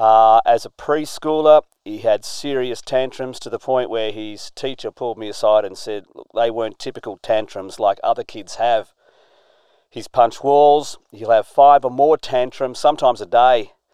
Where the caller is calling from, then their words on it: Adelaide, South Australia, Australia; I'm phoning in from Adelaide, Australia.